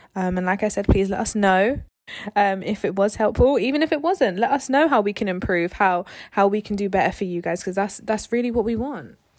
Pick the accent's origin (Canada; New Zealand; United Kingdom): United Kingdom; London; moved away as an adult; now in Southampton, United Kingdom; We're from London. We didn't end up going to uni, um, in London. We went outside of London. And we moved away from home.